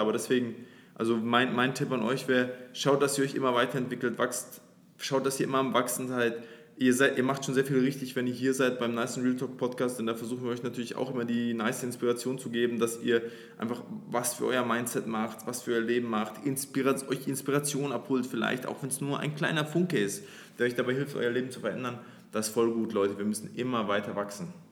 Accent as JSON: {"language": "German", "town": "Nuremberg", "region": "Bavaria", "country": "Germany", "moved": "as an adult", "lives_now": "Dubai, United Arab Emirates", "said": "wir kommen aus Nürnberg"}